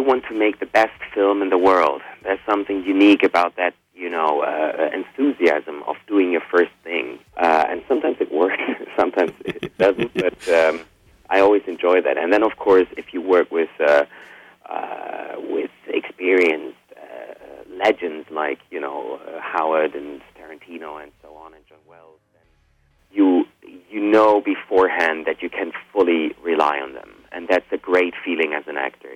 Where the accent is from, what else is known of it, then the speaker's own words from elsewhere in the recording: Germany; also born or lived in Spain; I was born in Spain, but I grew up in Germany